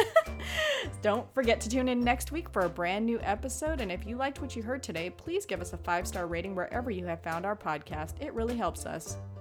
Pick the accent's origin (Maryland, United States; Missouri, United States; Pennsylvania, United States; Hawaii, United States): Hawaii, United States; I'm Hawaiian